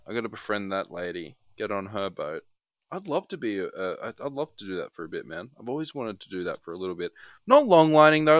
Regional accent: Australia; As an Australian

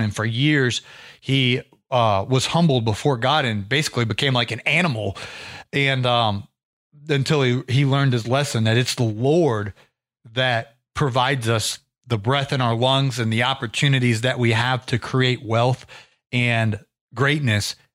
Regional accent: Ohio, United States; now in Atlanta, United States; I'm originally from Ohio. I got, uh, acclimated to the climate in Georgia

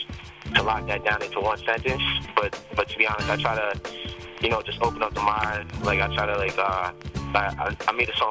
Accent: Westchester, New York, United States; also born or lived in Bronx, New York; I'm from New York. I was born in the Bronx, but I grew up in Westchester

